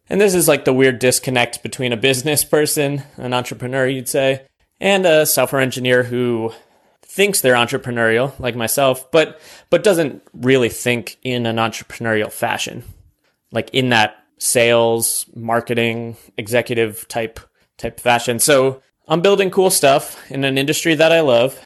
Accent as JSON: {"language": "English", "region": "New York", "country": "United States", "tie": "born or raised there", "also_born_or_lived": "South Carolina", "moved": "as an adult", "lives_now": "Austin, United States", "said": "my home state of New York"}